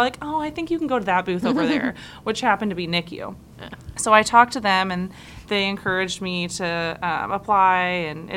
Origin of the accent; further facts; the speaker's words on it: Carmel, Indiana, United States; I'm her younger sister, and we grew up in Carmel